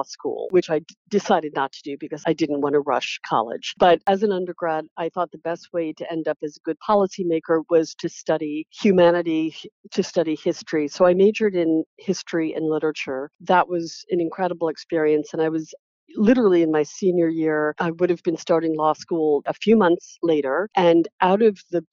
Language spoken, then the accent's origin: English; New York City, New York, United States; I grew up in New York City, not far from the hospital.